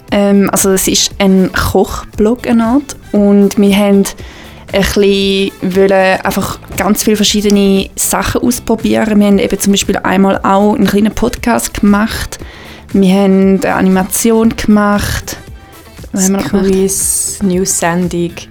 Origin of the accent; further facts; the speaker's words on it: Gähwil, St. Gallen, Switzerland; ich bin auch 23, ich komme aus Gävil, aus dem Toggenburg